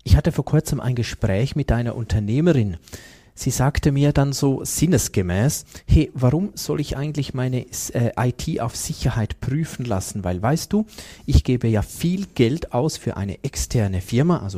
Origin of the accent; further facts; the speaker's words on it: Switzerland; wie gut sind wir da als Schweizer?